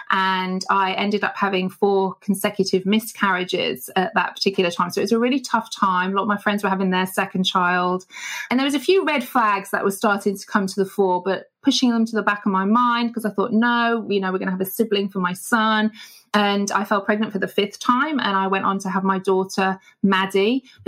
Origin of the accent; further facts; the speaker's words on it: Manchester, North West England, United Kingdom; also born or lived in Papua New Guinea; Okay, so I'm originally from a place called Manchester here in the UK. That's where I was born. And we traveled around a lot, actually, as a family growing up.